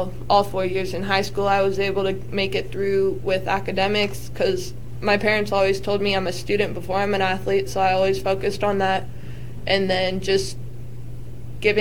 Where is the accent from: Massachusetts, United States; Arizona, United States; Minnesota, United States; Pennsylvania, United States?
Arizona, United States; Gilbert; moved away as an adult; now in Kansas, United States; I'm from Gilbert, Arizona, so I'm not from Kansas